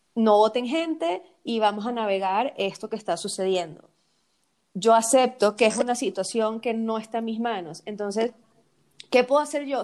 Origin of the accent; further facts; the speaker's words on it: Venezuela; nosotras que somos venezolanas